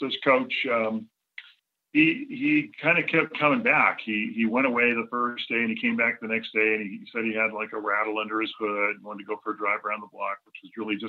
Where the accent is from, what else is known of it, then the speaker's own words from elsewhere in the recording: Southern California, United States; I'm originally from Southern California